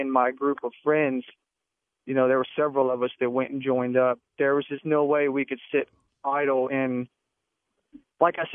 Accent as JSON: {"language": "English", "region": "Texas", "country": "United States", "said": "I'm from Texas"}